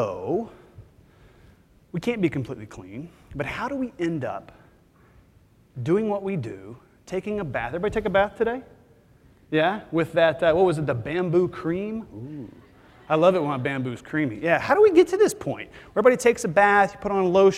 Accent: Texas, United States; I'm from Texas because I'm from Texas

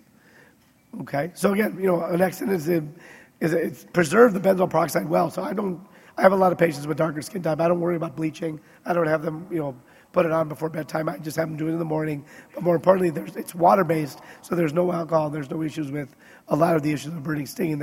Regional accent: Wisconsin, United States; I grew up in Wisconsin

